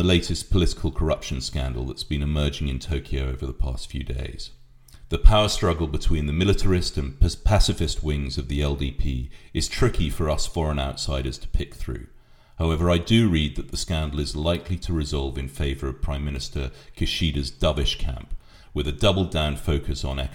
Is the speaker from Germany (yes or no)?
no; United Kingdom